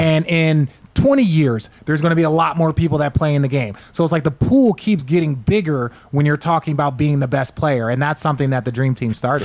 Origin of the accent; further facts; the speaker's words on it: Glendale, Arizona, United States; I grew up in Glendale